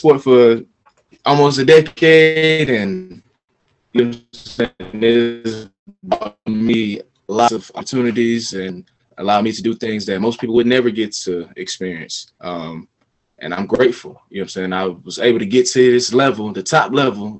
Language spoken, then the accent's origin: English; Smyrna, Georgia, United States; also born or lived in Florida / China; I'm from Georgia, born and raised